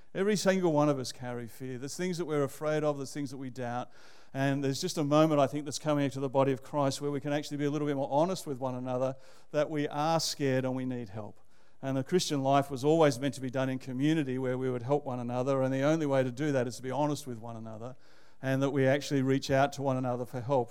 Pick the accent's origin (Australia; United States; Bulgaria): Australia; Canberra, Australian Capital Territory; moved away as an adult; also born or lived in Manly, New South Wales / Sydney; now in Melbourne, Australia; I think of myself as a Canberra boy and uh, grew up there and went to high school there